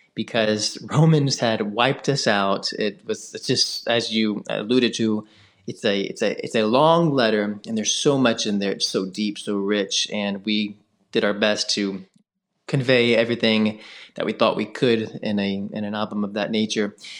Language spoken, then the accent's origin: English; Memphis, Tennessee, United States; moved away as an adult; also born or lived in North Carolina; now in Jackson, United States; I'm from Memphis, Tennessee. It's where I was born and raised.